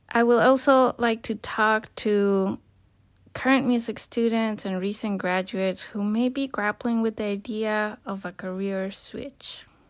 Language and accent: English; Colima, Mexico; moved away as an adult; also born or lived in United States; I was born and raised in Colima, Mexico